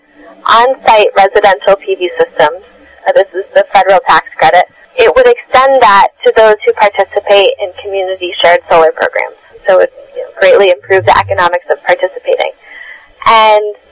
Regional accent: New York, United States; I'm in New York. I'm a New Yorker myself

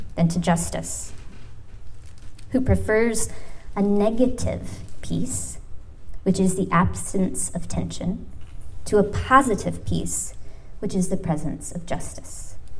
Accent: United States

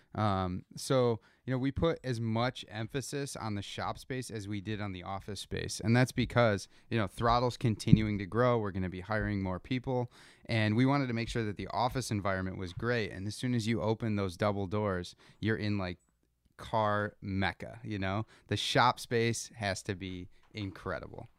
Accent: Rochester, New York, United States; We grew up in Rochester, New York

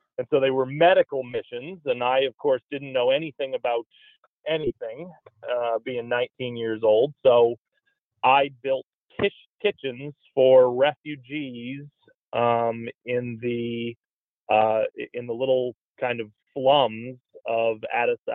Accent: Louisville, Kentucky, United States; now in Denver, United States; I grew up in Louisville, Kentucky

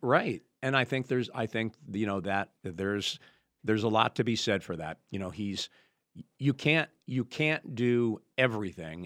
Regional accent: New York, United States; moved away; I grew up right outside New York City

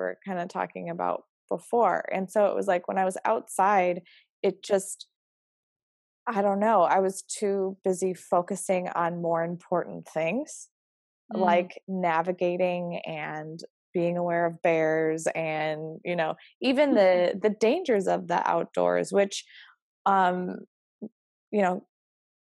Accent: Fargo, North Dakota, United States; moved away as an adult; also born or lived in Utah; now in Fargo, United States; I grew up here in Fargo and then moved out to Utah in the Rocky Mountains.

